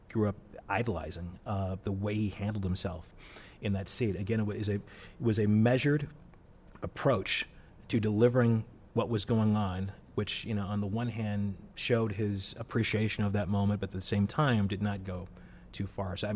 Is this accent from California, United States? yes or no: no; St. Louis, Missouri, United States; St. Louis, Missouri. Louis? Very much like Cleveland.